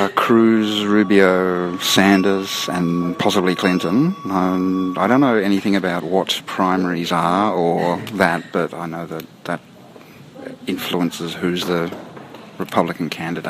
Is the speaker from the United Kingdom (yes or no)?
no; Sydney, New South Wales, Australia; I'm from Sydney.